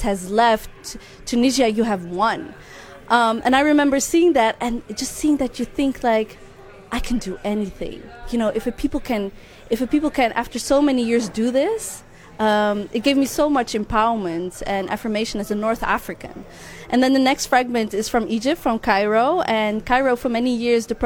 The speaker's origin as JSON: {"language": "English", "country": "Netherlands", "tie": "born or raised there", "said": "I'm Dutch Moroccan, so that means I was born and raised here in the Netherlands, but that my parents are from Morocco"}